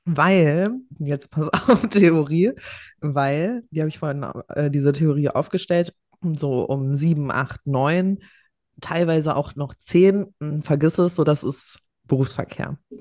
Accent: Hesse, Germany; Ich war einfach der äh, erste Jahrgang, also zumindest bei uns in Hessen, wo es äh, hier G8 gab

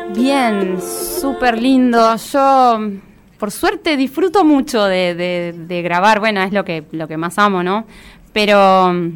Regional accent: Buenos Aires, Argentina; moved away as an adult; now in Ciudad Evita, Argentina; Yo actualmente vivo en Ciudad Evita, eh, pero toda la vida crecí en Capital. Hace cuatro años recién me mudé para allá y crecí por Flores y por Caballito.

